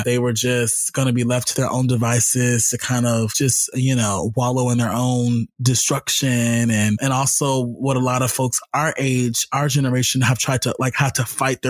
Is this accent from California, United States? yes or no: yes; Los Angeles, California, United States; I'm from South LA.